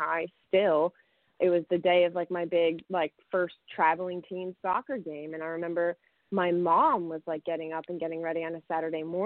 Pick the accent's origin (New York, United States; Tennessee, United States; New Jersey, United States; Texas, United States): New Jersey, United States; Saddle Brook; I grew up in Bergen County in a small little town called Saddlebrook